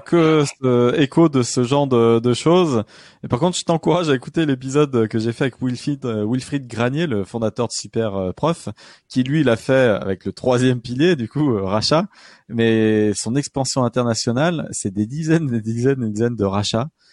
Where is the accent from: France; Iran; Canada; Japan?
France; je ne mm. sais pas si on a vraiment la culture en tant que Français de débarquer